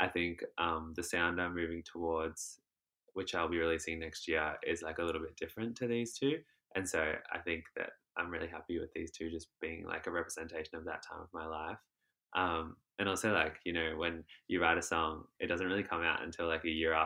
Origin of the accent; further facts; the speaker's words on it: Shepparton, Victoria, Australia; In Shepparton, I teach dancing, and so my dance school that I work at there